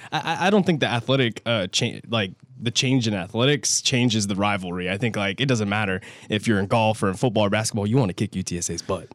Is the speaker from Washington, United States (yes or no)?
no; San Antonio, Texas, United States; I'm from San Antonio